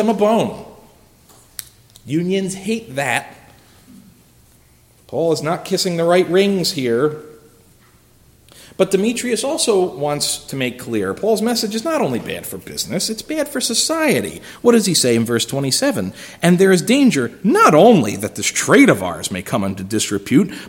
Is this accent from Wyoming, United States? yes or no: no; Philadelphia, Pennsylvania, United States; I'm from Philly. In my hometown, it is union dominated